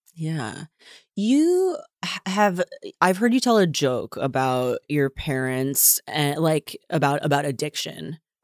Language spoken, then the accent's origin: English; United States; I'm from here, I grew up here, I am very American